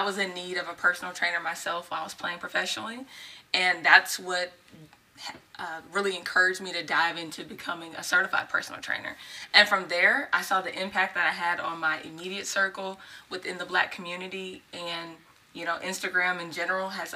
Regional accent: Texas, United States; we moved to the Mansfield area. I'm from Texas.

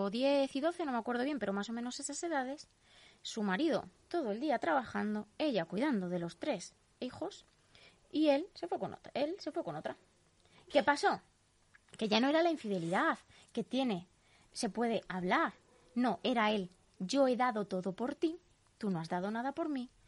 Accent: Leganés, Community of Madrid, Spain; Pero es que yo soy de Leganés de toda la vida, yo tengo aquí mis raíces, están aquí mis

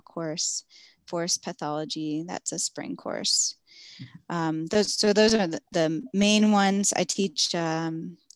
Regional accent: Philadelphia, Pennsylvania, United States; I grew up in Philadelphia, in South Philadelphia

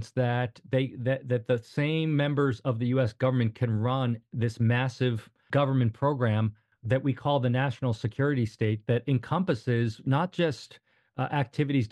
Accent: outside New York City, United States; moved away as an adult; also born or lived in Hoboken, New Jersey; now in Northern Virginia, United States; I grew up outside New York City, went to school there, and I worked on Wall Street

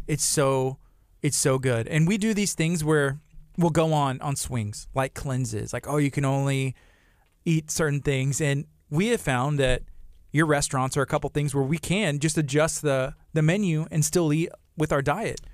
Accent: Angleton, Texas, United States; I grew up in Angleton

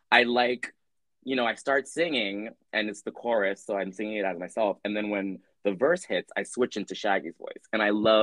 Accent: New York City, New York, United States; people of color growing up in the Bronx

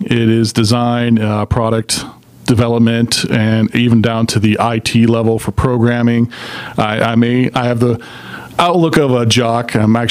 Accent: Atlanta, Georgia, United States; I hail from Atlanta. I'm a native, actually.

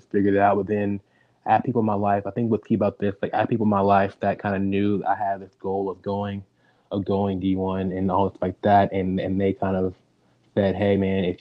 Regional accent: Dallas, Texas, United States; I grew up in Dallas, Texas

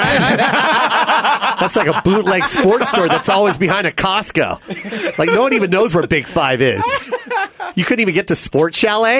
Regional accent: Philippines; As a Filipino, I say that also because that's another thing.

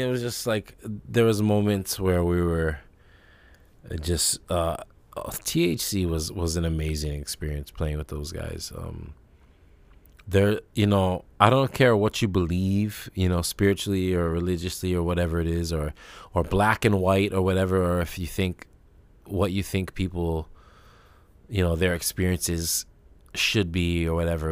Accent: Kailua, Hawaii, United States; growing up in Kailua

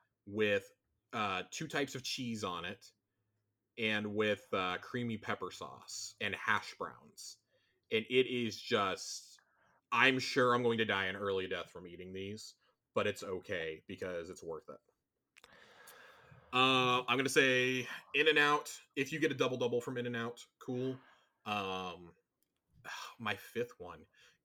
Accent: Texas, United States; I'm from Texas

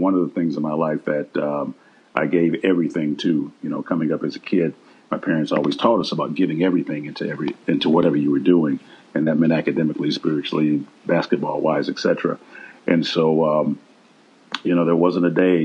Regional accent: Milwaukee, Wisconsin, United States; I'm from Milwaukee, Wisconsin, and I grew up on the north side in the inner city.

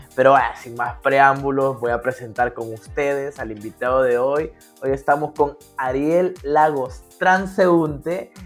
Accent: Danlí, El Paraíso, Honduras; yo soy de Dalí

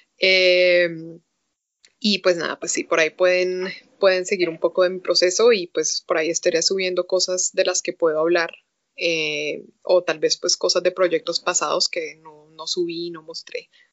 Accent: Colombia; moved away; fui por primera vez invitada a una convención en Colombia. Chistoso que me invitaron a una convención de donde soy

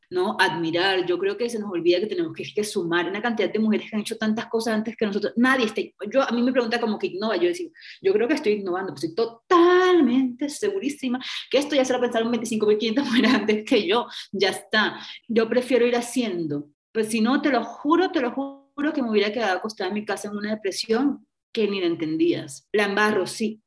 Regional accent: Caribbean Region, Colombia; la región norte del país, que es una región todavía pues, de donde yo vengo, costeña, pueblerina, de familia conservadora

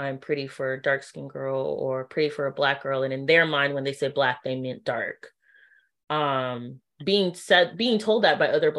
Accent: Trinidad & Tobago; oh yeah, I'm also Trini, especially because people face value don't assume that I'm Trinidadian at all

